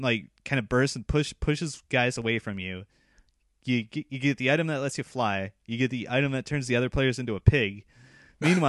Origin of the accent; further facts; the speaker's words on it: United States; now in Japan; I used to go over to Portland every now and then because it was close to my hometown